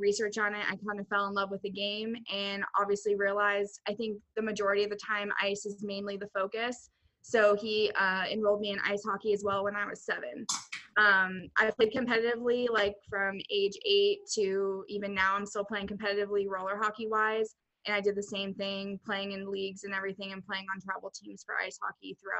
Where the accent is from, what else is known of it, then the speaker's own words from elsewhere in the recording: Arizona, United States; I'm from Arizona